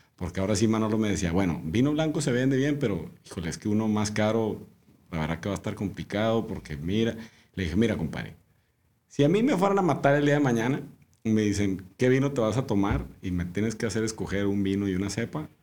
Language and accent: Spanish; Monterrey, Nuevo León, Mexico; moved away as an adult; also born or lived in Australia; soy de Monterrey, ¿no? Yo, de aquí toda la vida.